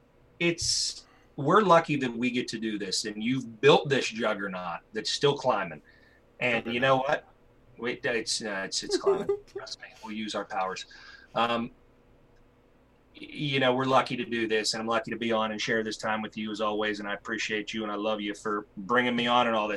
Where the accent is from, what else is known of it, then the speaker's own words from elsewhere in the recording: Pittsburgh, Pennsylvania, United States; I'm from Pittsburgh and I'm a kid of Pittsburgh